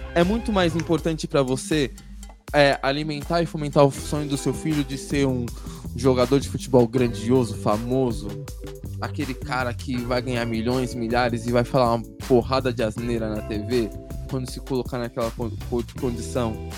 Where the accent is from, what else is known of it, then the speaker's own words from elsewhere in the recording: São Paulo, Brazil; A gente tá aqui na Zona Sul hoje, né? E eu tive uma parte da minha infância na Zona Sul